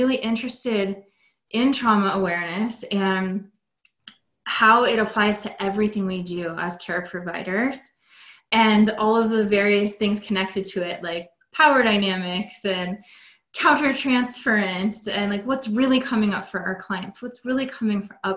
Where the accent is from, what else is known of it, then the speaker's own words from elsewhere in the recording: West Coast of America, United States; I'm from the West Coast of America